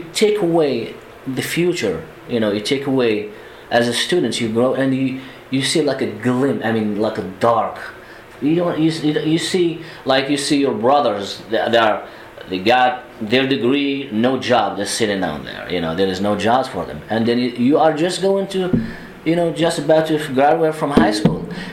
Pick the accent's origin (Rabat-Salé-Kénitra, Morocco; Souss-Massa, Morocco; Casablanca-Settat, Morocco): Rabat-Salé-Kénitra, Morocco; Kenitra; English is a second language; moved away as an adult; also born or lived in Germany; now in United States; I was born in Kenitra. It's about 40 kilometers north of Rabat, the capital.